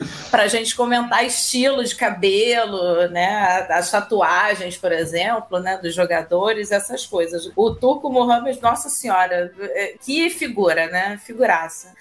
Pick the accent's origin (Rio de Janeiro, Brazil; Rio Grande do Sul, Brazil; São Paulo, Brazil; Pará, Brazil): Rio de Janeiro, Brazil; carioca e flamenguista